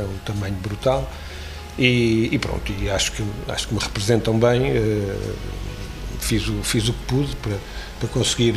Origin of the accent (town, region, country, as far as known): Alcobaça, Leiria District, Portugal; born or raised there; also born or lived in Óbidos